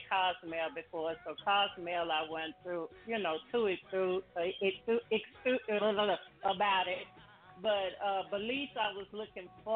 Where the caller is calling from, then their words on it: Dallas, Texas, United States; I'm calling from Dallas, Texas.